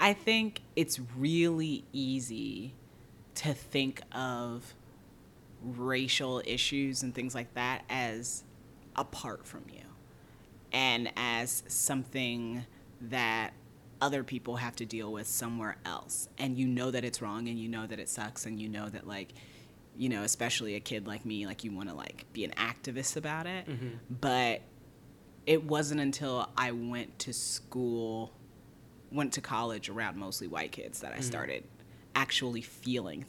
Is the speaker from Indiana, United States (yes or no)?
yes; Fort Wayne, Indiana, United States; moved away; I grew up in Fort Wayne, Indiana